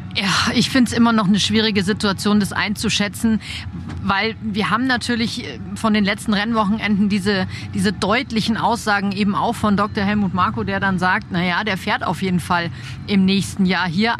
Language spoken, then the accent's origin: German; Germany; bei uns in Deutschland